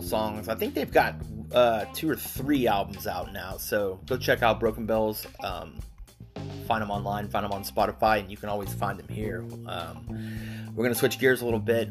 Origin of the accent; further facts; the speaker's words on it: Dallas, Texas, United States; my hometown, Dallas, Texas